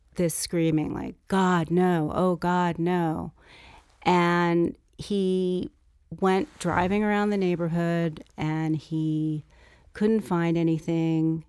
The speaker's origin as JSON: {"language": "English", "town": "Los Angeles", "region": "California", "country": "United States", "tie": "born or raised there", "said": "growing up in Brentwood and being a native of California and growing up in Los Angeles"}